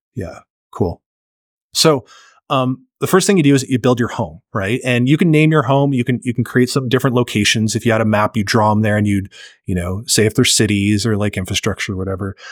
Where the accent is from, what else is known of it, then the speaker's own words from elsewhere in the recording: Canada; I'm Canadian